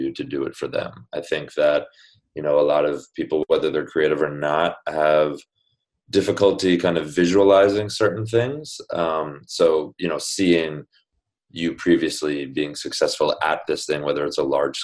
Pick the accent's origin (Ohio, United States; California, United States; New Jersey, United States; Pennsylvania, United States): New Jersey, United States; moved away as an adult; now in New York, United States; I grew up in New Jersey, went to college in New Jersey